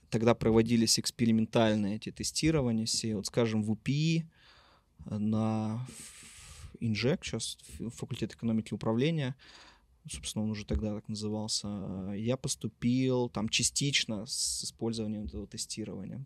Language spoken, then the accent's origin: Russian; Yekaterinburg, Sverdlovsk Oblast, Russia; also born or lived in Moscow; Я родом из города Екатеринбурга. Здесь я собственно, родился, учился в школе